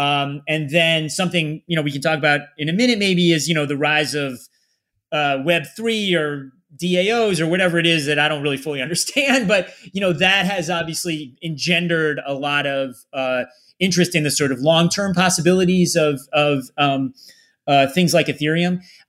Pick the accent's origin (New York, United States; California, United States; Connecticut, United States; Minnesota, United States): Connecticut, United States; Meriden; born there; I'm living now about a half hour south of where it's not exactly where I grew up. I was born in Meriden, which is right near there, but yeah, about a half hour south.